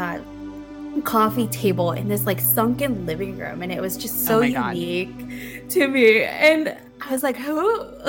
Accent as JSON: {"language": "English", "region": "Midwest", "country": "United States", "tie": "born or raised there", "also_born_or_lived": "Philippines", "said": "I grew up in the Midwest"}